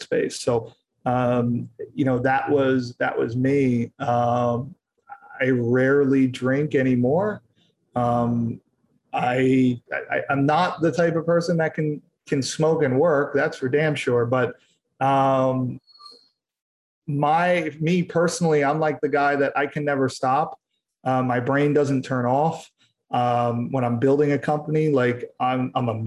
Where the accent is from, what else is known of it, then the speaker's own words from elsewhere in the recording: Philadelphia, Pennsylvania, United States; now in California, United States; I'm from Philadelphia